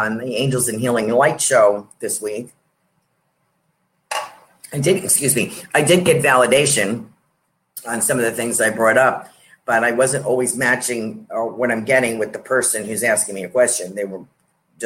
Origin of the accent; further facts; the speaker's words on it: North Salem, New York, United States; accent: New York; moved away as an adult; also born or lived in Yonkers, New York / New Jersey; I was born in Yonkers, and I was raised in New York State, up above that, North Salem, New York. North Salem, New York, from like when the time I was three. So I do have a New York accent